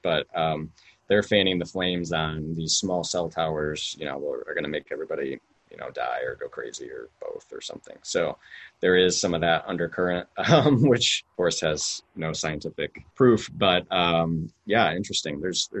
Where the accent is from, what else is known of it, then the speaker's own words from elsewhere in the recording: Midwest, United States; We're both from the Midwest.